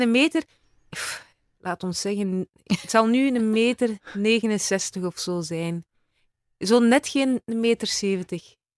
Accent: Izegem, Flanders, Belgium; accent: West Flemish; also born or lived in countryside between Mechelen and Leuven; now in between Mechelen and Leuven, Belgium; Ik ben West-Vlaamse eigenlijk. Hè. Ik ben van Izegem.

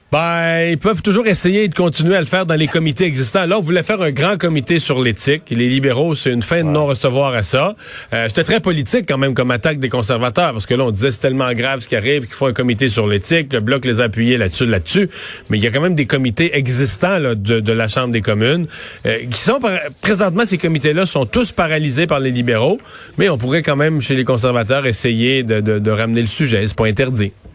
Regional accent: Quebec, Canada; chez nous au Québec

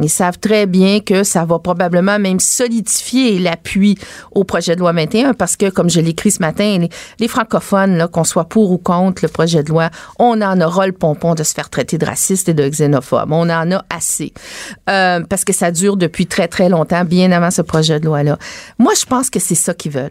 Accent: Quebec, Canada; je suis une vraie québécoise

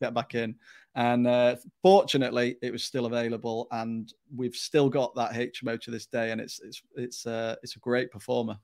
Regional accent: Stockport, North West England, United Kingdom; moved away as an adult; also born or lived in Newcastle upon Tyne; I'm originally from South Manchester, Stockport, to be, uh, exact, and, uh, I grew up in, in that area

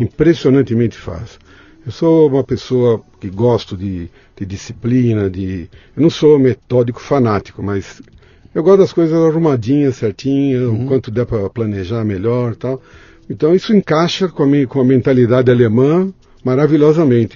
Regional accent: São Paulo, Brazil; Eu nasci em São Paulo, na Lapa

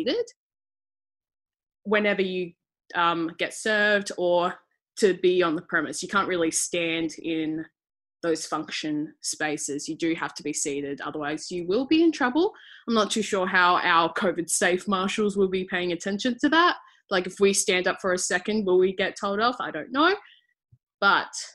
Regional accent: Adelaide, South Australia, Australia; also born or lived in Melbourne; I was born and raised here in Adelaide, South Australia

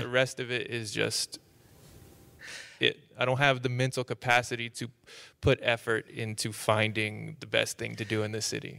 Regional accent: Tulsa, Oklahoma, United States; moved away; also born or lived in Austin, Texas; I, I grew up in Tulsa, Oklahoma

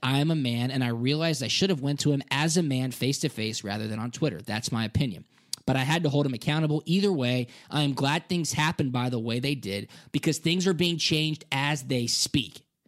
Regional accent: Suwanee, Georgia, United States; I'm from Metro Atlanta. I went to a public school in North Atlanta called Peachtree Ridge in Swanee, Georgia

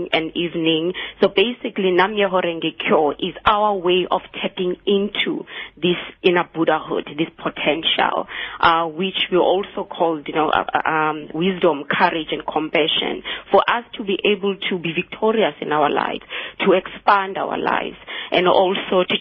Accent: Soweto, Gauteng, South Africa; moved away as an adult; also born or lived in Cape Town; I grew up in Soweto, and I came to UCT actually in the 90s to study.

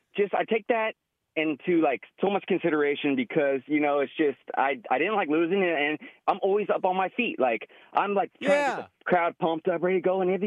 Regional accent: California, United States; I'm from the Bay Area for at least 20 years.

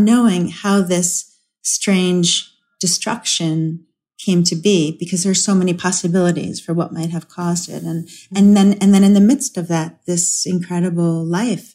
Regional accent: United States; as an American

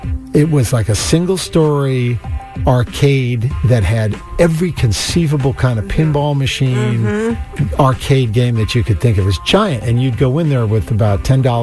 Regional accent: Natick, Massachusetts, United States; When I grew up in Natick on Route 9

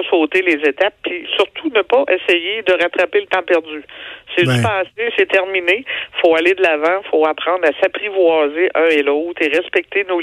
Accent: Quebec, Canada

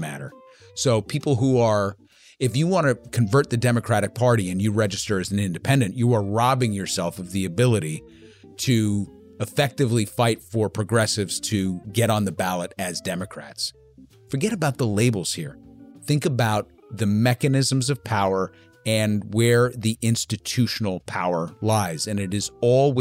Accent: New York, United States; we're from New York, but we're not from Brooklyn.

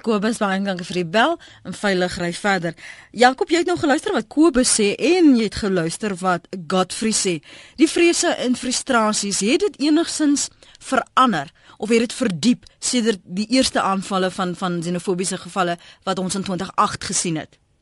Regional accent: South Africa; ons as Suid-Afrikaners

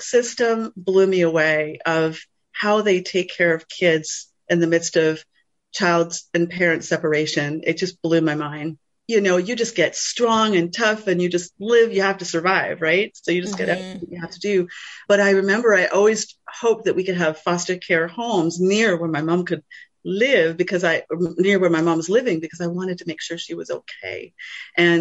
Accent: New Brunswick, Canada; I was born in New Brunswick. My roots are Mi'kmaq from the East

